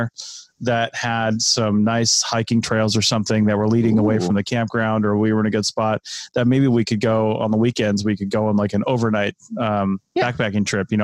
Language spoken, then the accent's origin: English; the Washington area, United States; moved away; also born or lived in Southeast United States; I was born and raised in the Washington area with, you know, trees all around